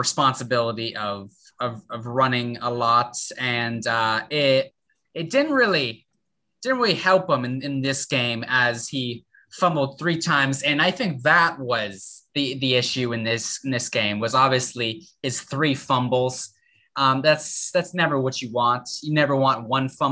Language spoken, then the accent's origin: English; Cape Elizabeth, Maine, United States; moved away as an adult; now in Boston, United States; I'm from Cape Elizabeth, Maine